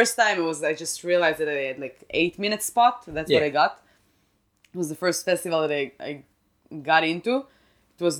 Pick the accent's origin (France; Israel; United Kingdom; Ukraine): Israel; English is a second language; moved away; I'm from Israel.